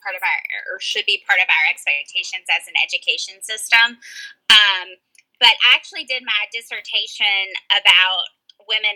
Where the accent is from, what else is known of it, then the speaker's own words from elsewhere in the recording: Graham, North Carolina, United States; I grew up with a dad who led the Democratic Party in my county where I grew up in Alamance County, North Carolina